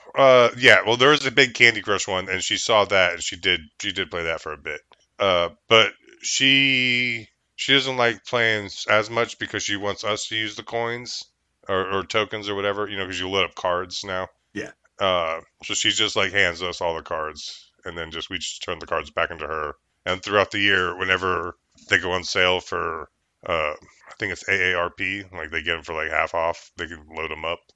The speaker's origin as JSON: {"language": "English", "region": "New York", "country": "United States", "said": "I'm New York. I'm a New Yorker"}